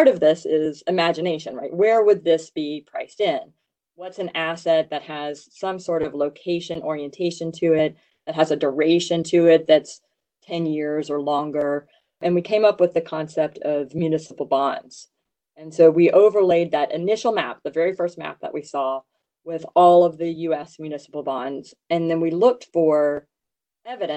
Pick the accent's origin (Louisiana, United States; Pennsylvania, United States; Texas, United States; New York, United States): Louisiana, United States; I grew up in Louisiana